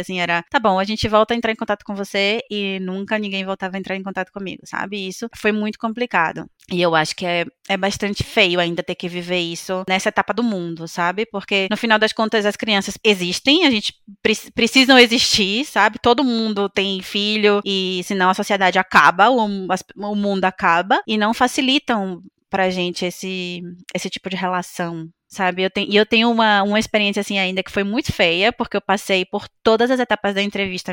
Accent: Brazil; moved away as an adult; Eu saí do Brasil com 25 anos

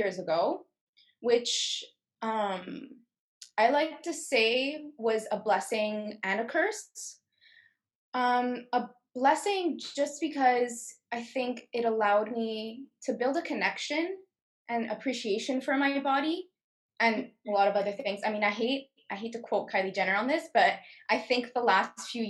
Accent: Montreal, Quebec, Canada; I'm 21 years old, born and raised in Montreal

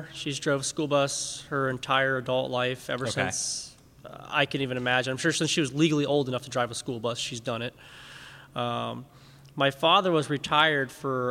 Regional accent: St. Cloud, Florida, United States; I'm from St. Cloud, little town just south here of Orlando.

